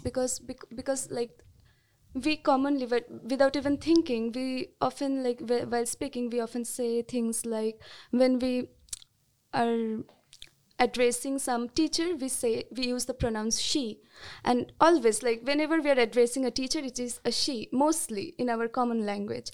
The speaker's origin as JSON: {"language": "English", "region": "West Bengal", "country": "India", "said": "I'm from West Bengal, India, and I'm currently doing my masters in Savitribai Phule, Pune University"}